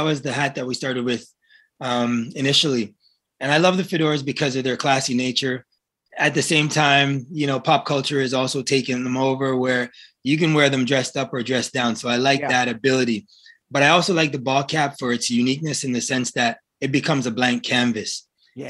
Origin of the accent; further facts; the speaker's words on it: Toronto, Ontario, Canada; I grew up in Rexdale, a small city in Toronto